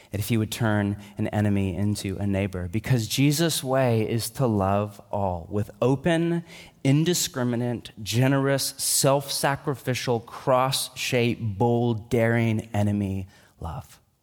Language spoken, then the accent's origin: English; United States; I'm an American